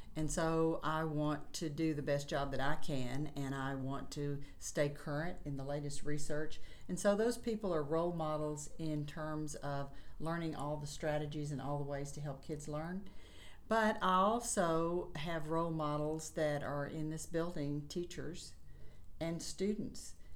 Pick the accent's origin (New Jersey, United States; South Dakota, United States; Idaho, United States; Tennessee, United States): Tennessee, United States; Chattanooga; I was born and raised in Chattanooga, Tennessee